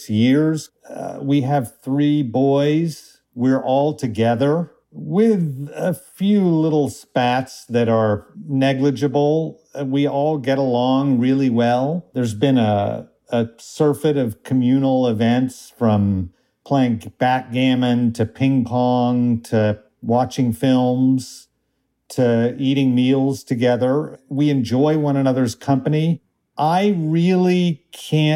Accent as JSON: {"language": "English", "town": "Tulsa", "region": "Oklahoma", "country": "United States", "tie": "born or raised there", "moved": "yes", "said": "when I was growing up in Tulsa"}